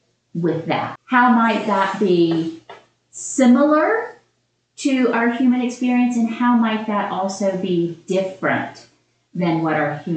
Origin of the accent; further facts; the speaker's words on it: South Georgia, United States; I came from South Georgia